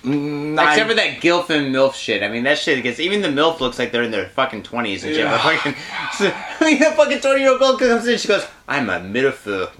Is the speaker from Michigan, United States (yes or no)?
yes; Detroit, Michigan, United States; also born or lived in San Francisco; now in Japan; I did grow up in Detroit